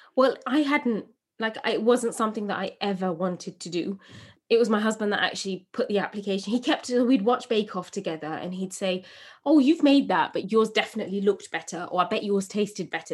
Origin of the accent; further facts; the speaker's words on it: England, United Kingdom; As a young woman growing up in England, eh, from a Bangladeshi home, first generation British